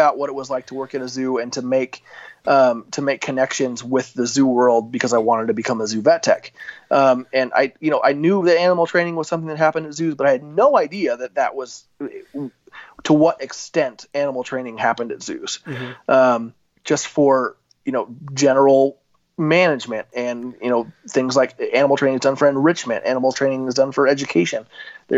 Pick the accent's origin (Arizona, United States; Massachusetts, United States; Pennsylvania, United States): Arizona, United States; moved away as an adult; also born or lived in Southern California / Billings, Montana; I'm an Arizona boy. You know, I grew up in the Arizona desert